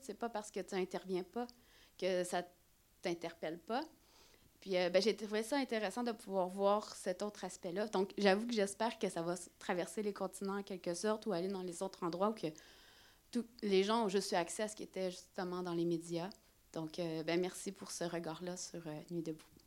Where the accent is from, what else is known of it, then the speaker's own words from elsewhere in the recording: Quebec, Canada; moved away as an adult; now in France; ce qu'on avait vécu au Québec